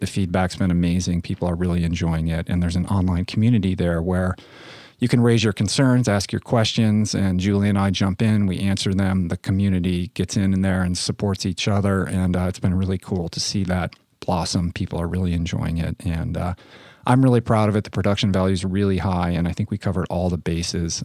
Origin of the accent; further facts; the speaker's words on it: Washington, District of Columbia, United States; moved away; also born or lived in Santa Monica; in Washington, D C, in my hometown